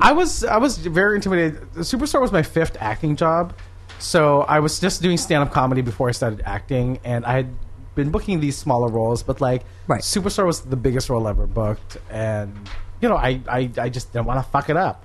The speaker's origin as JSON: {"language": "English", "country": "Philippines", "tie": "born or raised there", "moved": "yes", "lives_now": "United States", "said": "I grew up in the Philippines"}